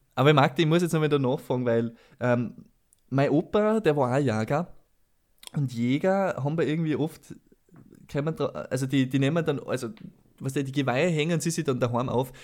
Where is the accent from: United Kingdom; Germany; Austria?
Austria; Salzburg; bei uns in Salzburg